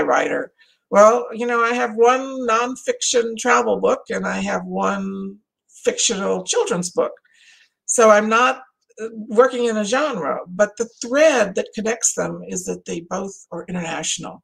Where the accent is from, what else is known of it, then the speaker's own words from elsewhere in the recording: Louisiana, United States; now in Texas, United States; Louisiana, my home state.